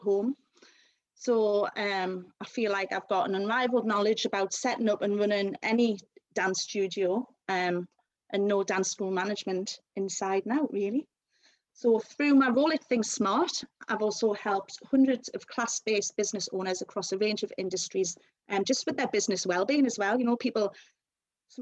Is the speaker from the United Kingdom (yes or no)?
yes; Newcastle upon Tyne, North East England, United Kingdom; accent: Geordie; also born or lived in London; So I was born in London and then moved to Newcastle at a very young age, so hence the lovely Geordie accent that I've got.